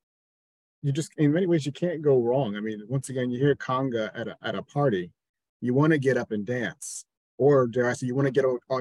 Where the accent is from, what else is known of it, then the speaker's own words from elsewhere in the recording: New Jersey, United States; growing up in New Jersey, we had 106.7 Light